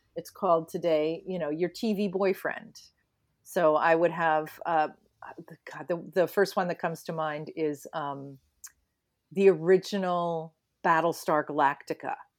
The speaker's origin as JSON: {"language": "English", "region": "New England", "country": "United States", "tie": "born or raised there", "said": "I was raised in New England, in Puritan New England"}